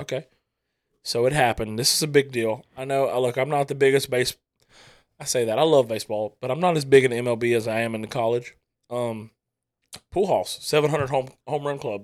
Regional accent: the Bible Belt, United States; we were raised in the Bible Belt

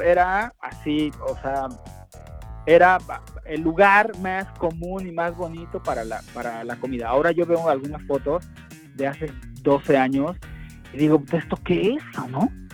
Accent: Mexico; nuestra realidad como mexicanos

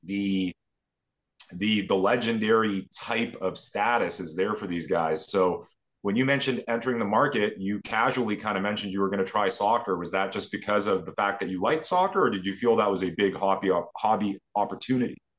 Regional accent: Toronto, Ontario, Canada; Growing up in Toronto, being a hockey fan

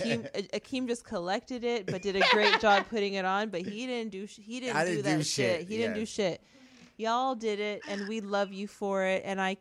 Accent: Trinidad & Tobago; yes, I'm not Jamaican, but I am Trini.

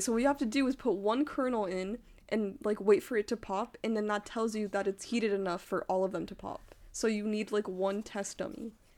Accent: Utah, United States; now in San Diego, United States; I'm from Utah, and, like, religion is part of your life

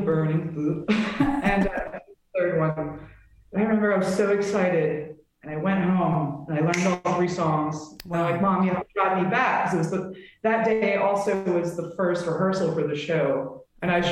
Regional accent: Delaware County, near Philadelphia, Pennsylvania, United States; moved away as an adult; now in Los Angeles, United States; I'm technically from Delco.

